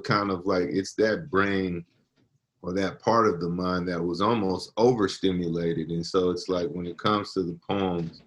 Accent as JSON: {"language": "English", "town": "San Francisco", "region": "California", "country": "United States", "tie": "born or raised there", "said": "That's where I was born and raised"}